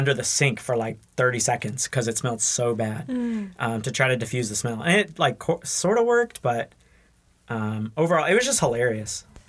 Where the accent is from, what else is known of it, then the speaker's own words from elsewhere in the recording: Burkina Faso; moved away as an adult; also born or lived in Massachusetts; now in Toccoa Falls, United States; So I am technically from Massachusetts, though I haven't spent much time there. I'm a missionary kid. I grew up primarily in Burkina Faso. I moved there when I was one and lived there off and on until I graduated high school